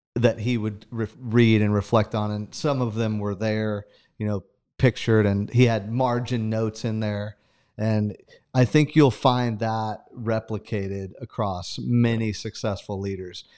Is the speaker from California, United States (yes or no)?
yes; Sanger, California, United States; moved away; growing up in Sanger